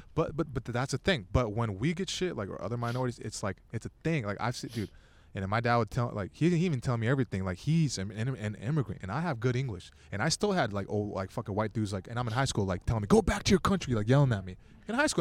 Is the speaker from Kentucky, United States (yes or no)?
no; Torrance, California, United States; I'm from Torrance, and even Torrance is like a lot bigger than